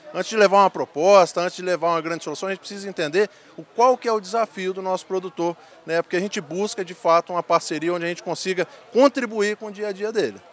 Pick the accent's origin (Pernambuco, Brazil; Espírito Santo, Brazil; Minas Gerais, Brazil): Espírito Santo, Brazil; eu sou originário do estado do Espírito Santo